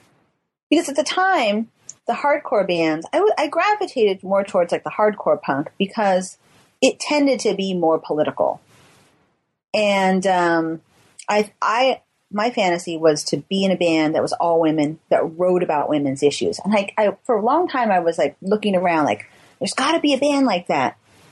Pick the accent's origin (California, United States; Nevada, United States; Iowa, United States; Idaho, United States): California, United States; Tuolumne; We came from Tuolumne. Any of it was cool compared to where we came from.